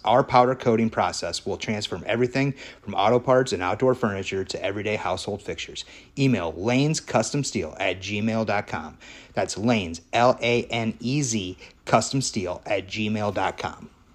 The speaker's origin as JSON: {"language": "English", "area": "Dubuque County", "region": "Iowa", "country": "United States", "tie": "born or raised there", "said": "I grew up in Dubuque County my entire life."}